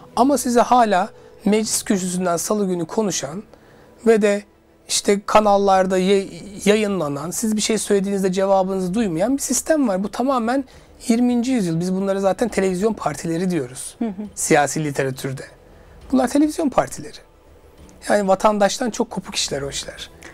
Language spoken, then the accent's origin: Turkish; Suşehri, Sivas Province, Turkey; now in Istanbul, Turkey; Ben de Sivas Suşehirliyim